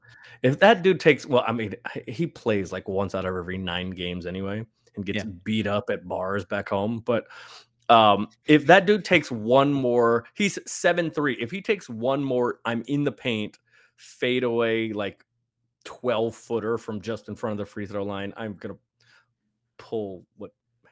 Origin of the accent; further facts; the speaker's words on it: San Francisco, California, United States; I grew up in San Francisco.